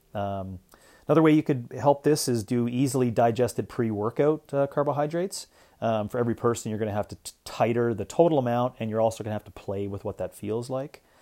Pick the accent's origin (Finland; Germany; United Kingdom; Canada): Canada; now in Arizona, United States; being a Canadian